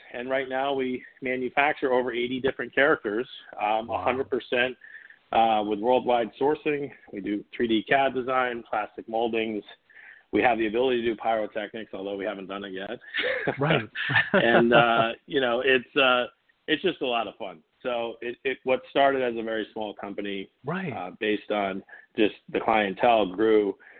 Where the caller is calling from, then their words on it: Orange County, California, United States; Orange County, California.